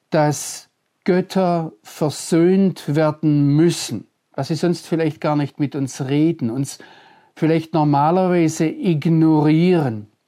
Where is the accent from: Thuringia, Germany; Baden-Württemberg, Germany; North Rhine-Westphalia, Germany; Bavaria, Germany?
Baden-Württemberg, Germany; Aber ich bin Deutscher, ich komme aus Mitteleuropa, ich bin im Schwarzwald aufgewachsen.